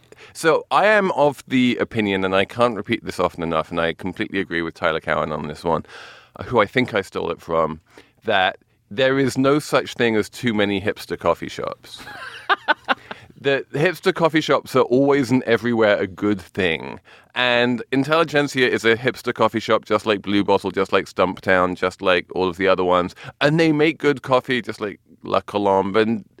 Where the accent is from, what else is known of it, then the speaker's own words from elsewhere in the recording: England, United Kingdom; Like, when I was growing up in England...